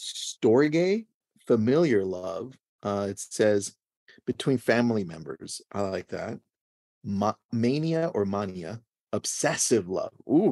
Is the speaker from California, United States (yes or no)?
yes; Los Angeles, California, United States; I was just born in Los Angeles. So I usually say I'm American and the people ask, where are you from? I'm like, oh, my parents are Mexican.